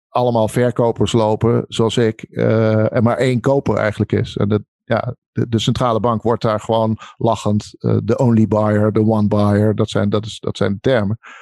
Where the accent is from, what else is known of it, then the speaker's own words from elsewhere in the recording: Netherlands; ik ben een Nederlander, maar ik ben natuurlijk ook heel veel in het buitenland